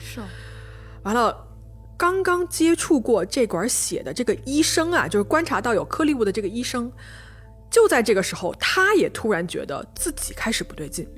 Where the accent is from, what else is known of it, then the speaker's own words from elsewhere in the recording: Changsha, Hunan, China; accent: southern; 我是长沙人啊， 我南方人， 所以我这个前后鼻音不分